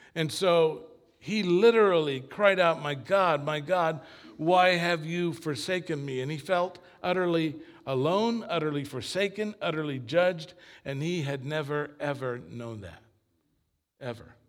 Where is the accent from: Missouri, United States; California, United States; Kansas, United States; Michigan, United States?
California, United States; Long Beach; also born or lived in Argentina; I grew up after we came here from Argentina, my family, I grew up in what is considered, I guess, a mega church in Long Beach